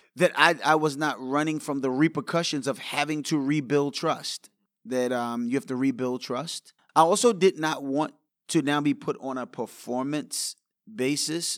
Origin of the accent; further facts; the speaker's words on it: New York City, New York, United States; I grew up in New York